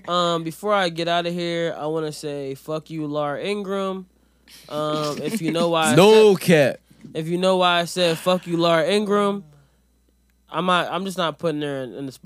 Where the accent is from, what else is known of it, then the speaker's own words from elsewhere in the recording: Jamaica; I'm Jamaican.